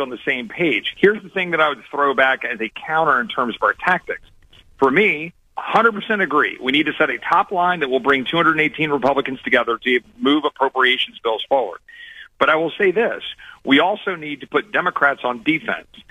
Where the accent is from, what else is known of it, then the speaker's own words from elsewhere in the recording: Texas, United States; as a Texan